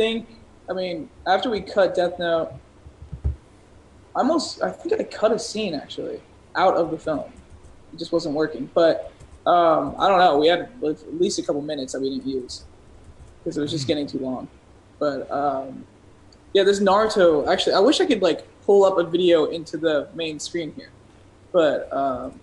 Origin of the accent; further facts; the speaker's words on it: Los Angeles, California, United States; I'm born and raised here